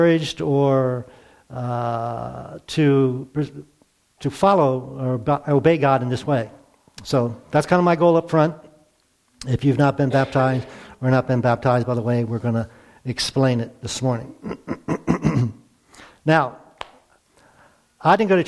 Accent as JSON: {"language": "English", "area": "near Baltimore", "region": "Maryland", "country": "United States", "tie": "born or raised there", "said": "I grew up near Baltimore in a very Catholic community"}